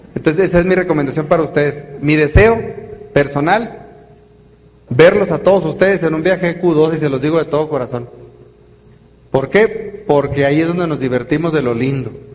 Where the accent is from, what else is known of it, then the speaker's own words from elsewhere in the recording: northern Mexico, Mexico; Se nota que soy norteño bien silvestre